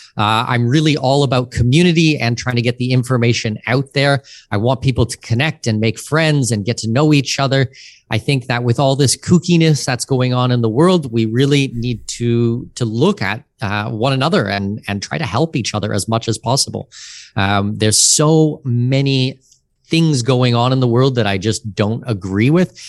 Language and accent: English; outside of Toronto, Ontario, Canada; moved away as an adult; now in Panama City, Panama; I grew up outside of Toronto